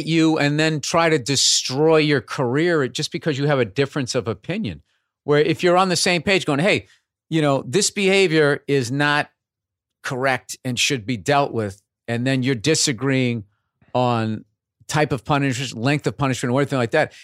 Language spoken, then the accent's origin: English; Boston, Massachusetts, United States; accent: Boston; how they explained away my accent was, uh, he went, he went to B U